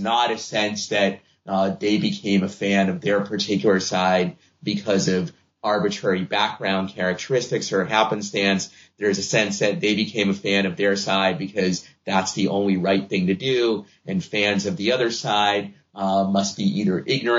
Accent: Boston, Massachusetts, United States; I'm a Red Sox fan because I grew up in Boston

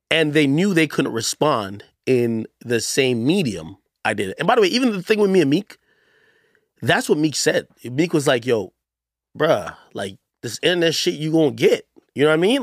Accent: Jamaica; moved away; I'm from Jamaica.

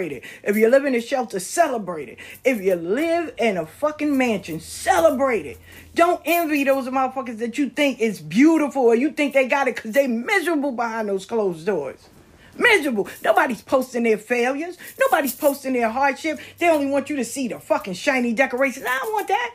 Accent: the South, United States; I'm from the South

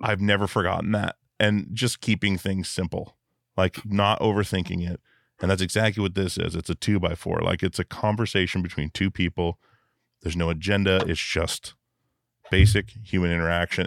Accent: Alaska, United States; growing up in Alaska

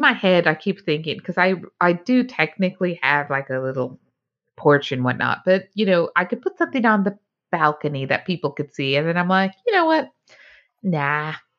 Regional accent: Utah, United States; growing up in Utah, I didn't realize there was, like, more than one church

